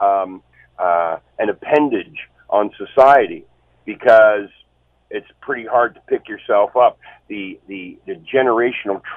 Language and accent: English; Hamilton, Ontario, Canada; I grew up in Hamilton